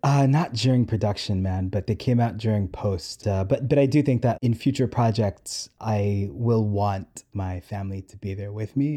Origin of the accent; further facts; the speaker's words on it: New York City, New York, United States; I'm so New York. I'm so, I'm so Queens.